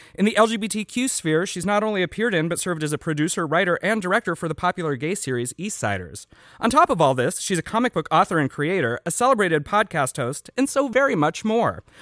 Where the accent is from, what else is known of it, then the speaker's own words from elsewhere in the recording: Midwest, United States; now in Los Angeles, United States; growing up in the Midwest